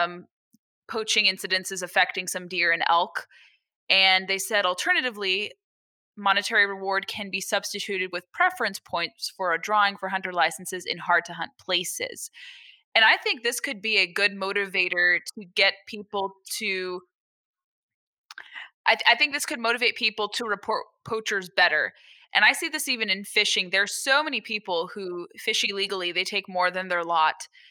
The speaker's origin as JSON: {"language": "English", "region": "California", "country": "United States", "said": "I'm from California"}